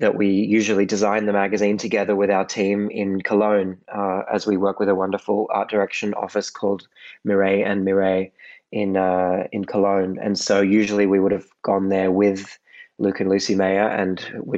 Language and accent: English; Sydney, New South Wales, Australia; moved away as an adult; now in Paris, France; I'm Australian. I was born in Sydney and moved over to Europe in 2009